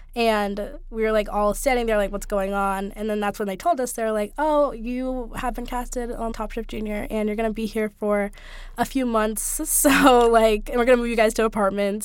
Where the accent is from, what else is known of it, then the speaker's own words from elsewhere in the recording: Bay Area, California, United States; I grew up in the Bay Area in California